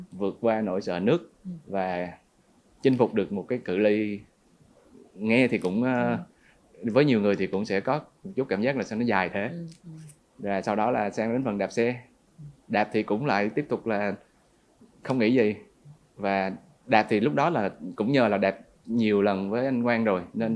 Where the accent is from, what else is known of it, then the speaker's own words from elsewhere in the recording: Nha Trang, Khanh Hoa, Vietnam; also born or lived in Ho Chi Minh City; dân Nha Trang 28 năm